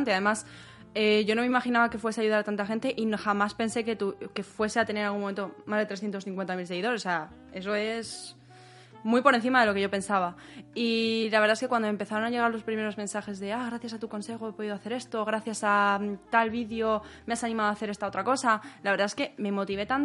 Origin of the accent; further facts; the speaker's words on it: Spain; now in Berlin, Germany; eh, tengo un canal de YouTube … Berlín. Y soy una estudiante española que vive en Berlín y hace vídeos en YouTube.